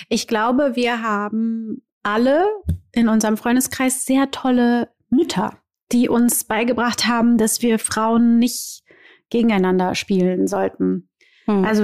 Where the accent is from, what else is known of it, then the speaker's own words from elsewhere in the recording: Rio de Janeiro, Brazil; komme aus Rio de Janeiro. Ja? ja. Bei uns gibt es keine Karnevalssitzung.